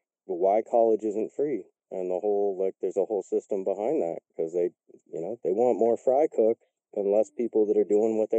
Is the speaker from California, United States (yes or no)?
yes; Marin County, California, United States; I grew up in Marin County, which is like the fifth richest county in the world. And my family was poor